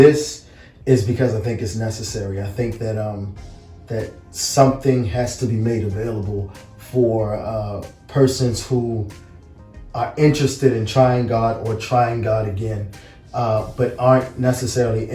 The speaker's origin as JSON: {"language": "English", "town": "Baltimore", "region": "Maryland", "country": "United States", "tie": "born or raised there", "also_born_or_lived": "Washington, D.C.", "said": "born in D.C., raised in Baltimore"}